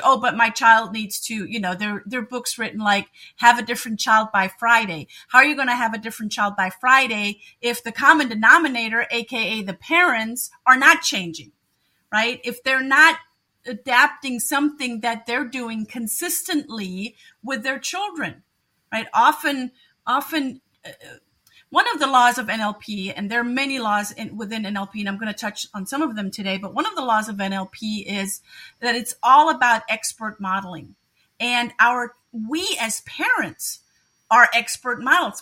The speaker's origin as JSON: {"language": "English", "country": "Germany", "also_born_or_lived": "Munich, Germany", "moved": "as an adult", "lives_now": "Cleveland, United States", "said": "I am originally from Germany, so German by birth"}